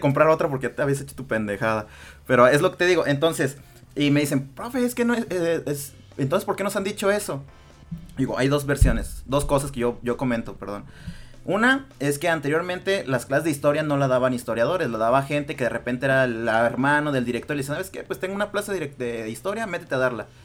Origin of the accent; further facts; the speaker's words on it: Mexico; Nosotros como mexicanos